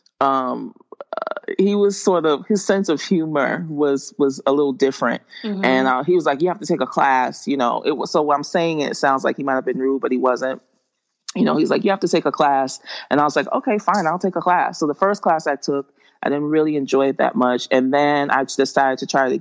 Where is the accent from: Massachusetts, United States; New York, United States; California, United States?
Massachusetts, United States; Boston; moved away as an adult; also born or lived in Atlanta; I was raised in Boston, Massachusetts, but I went to school in the suburbs like all, my whole life.